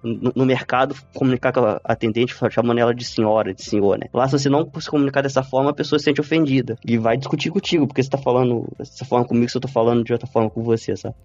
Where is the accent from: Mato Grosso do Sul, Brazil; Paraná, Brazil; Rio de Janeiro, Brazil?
Rio de Janeiro, Brazil; Comendador Levi Gasparian; moved away as an adult; now in Yekaterinburg, Russia; sou de uma cidade do Brasil chamada Comendador Levi Gasparian, acredito que poucas pessoas conhecem, acredito que tem cerca de 8 mil habitantes, por aí. É estado do Rio de Janeiro